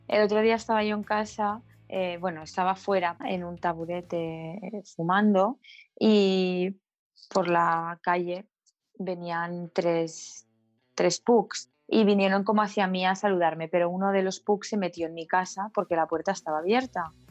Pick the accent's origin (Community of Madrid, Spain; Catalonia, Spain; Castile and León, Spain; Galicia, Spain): Catalonia, Spain; Barcelona; soy de Barcelona, vivo en Barcelona